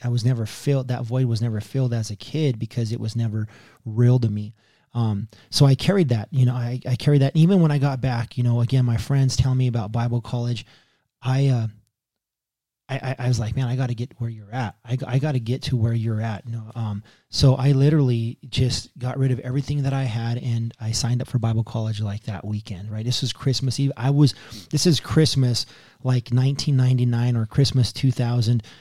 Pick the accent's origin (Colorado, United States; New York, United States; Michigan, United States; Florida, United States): Colorado, United States; Pueblo; moved away as an adult; also born or lived in San Diego; I was raised on the Lower East Side of Pueblo